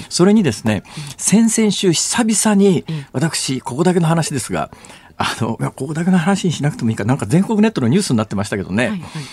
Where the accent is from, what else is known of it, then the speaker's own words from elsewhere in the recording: Saitama, Japan; now in Osaka, Japan; 私の出身校であるところの埼玉県立川越高校